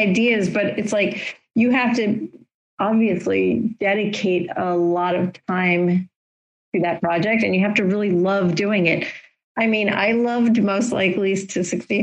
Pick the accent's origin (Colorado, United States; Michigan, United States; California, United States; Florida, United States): Florida, United States; moved away; I grew up in Florida and have ties to Florida because my family is there still